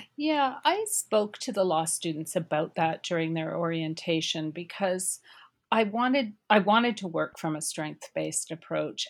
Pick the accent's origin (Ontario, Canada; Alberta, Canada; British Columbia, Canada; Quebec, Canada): British Columbia, Canada; Cariboo; I'm from the Caribou